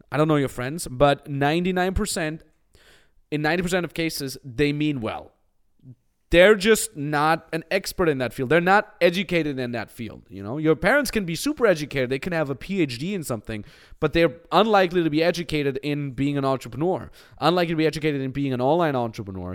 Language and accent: English; Austria; moved away; I come from a five thousand people cow town in the Austin Alps